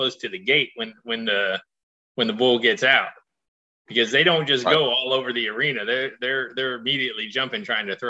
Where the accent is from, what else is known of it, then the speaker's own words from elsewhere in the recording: Broward County, South Florida, United States; I grew up in South Florida in Broward County